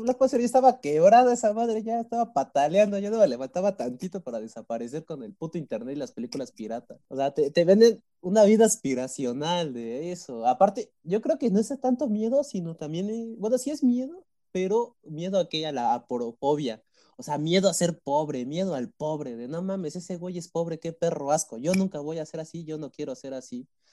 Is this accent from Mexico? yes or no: yes; Mexico; yo me siento mexicano